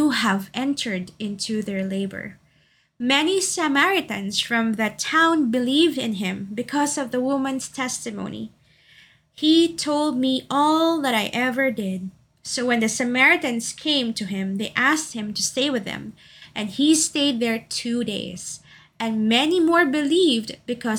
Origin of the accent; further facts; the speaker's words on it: Davao City, Davao Region, Philippines; moved away; also born or lived in Makati City; my hometown of Davao City